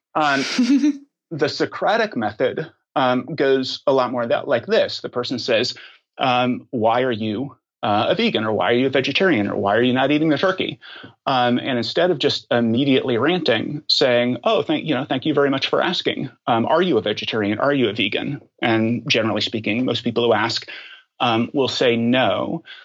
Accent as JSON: {"language": "English", "region": "Oklahoma", "country": "United States", "tie": "born or raised there", "moved": "as an adult", "lives_now": "Washington, D.C., United States", "said": "my formative years, uh, I grew up in Oklahoma."}